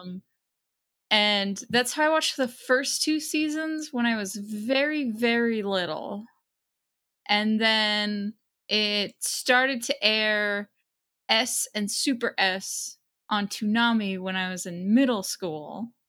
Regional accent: Waltham, Massachusetts, United States; I grew up in Waltham, Massachusetts, which is right outside of Boston

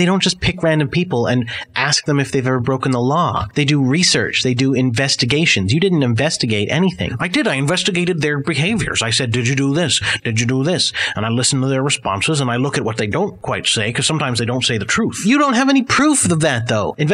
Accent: Scotland, United Kingdom; where are you from? I'm from Scotland, of course.

